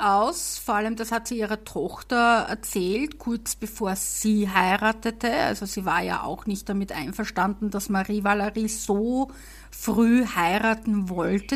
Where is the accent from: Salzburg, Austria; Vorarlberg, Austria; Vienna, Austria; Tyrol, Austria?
Vienna, Austria; accent: Viennese; meinen Wiener Dialekt